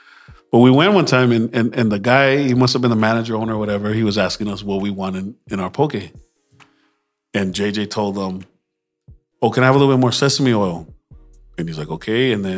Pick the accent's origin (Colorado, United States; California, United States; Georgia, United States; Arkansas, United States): California, United States; Los Angeles; I'm from LA.